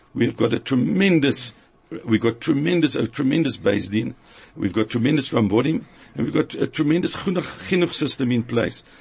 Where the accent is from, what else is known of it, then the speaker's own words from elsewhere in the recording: Cape Town, Western Cape, South Africa; moved away; also born or lived in Johannesburg; My education started in Cape Town because I was brought up in Cape Town